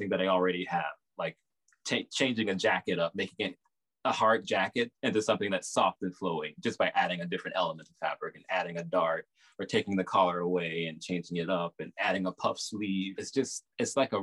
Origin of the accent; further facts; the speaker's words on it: the South, United States; accent: Southern; moved away as an adult; now in New York, United States; my Southern accent